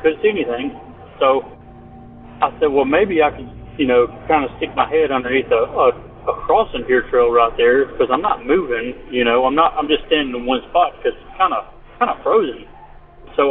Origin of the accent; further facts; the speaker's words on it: Mississippi, United States; I'm from Mississippi